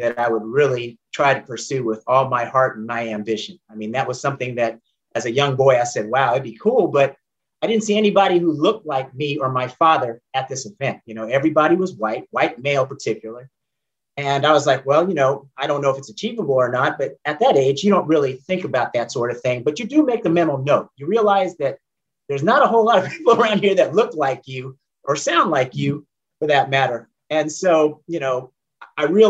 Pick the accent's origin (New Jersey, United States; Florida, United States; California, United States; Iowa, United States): California, United States; San Jose; moved away as an adult; also born or lived in Oakland, California; now in Atlanta, United States; I grew up primarily between San Jose, California and Oakland, California